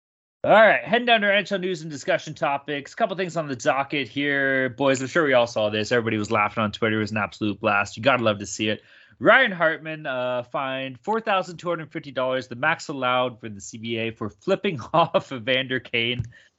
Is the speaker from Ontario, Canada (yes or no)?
no; Vancouver, British Columbia, Canada; accent: Vancouver; I was trying to go with my Vancouver accent.